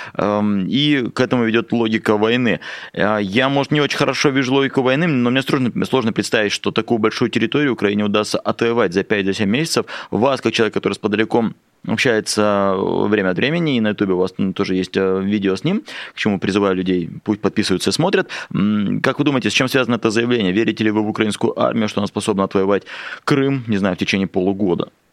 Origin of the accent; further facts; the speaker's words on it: Russian Far East, Russia; как дальневосточник спрошу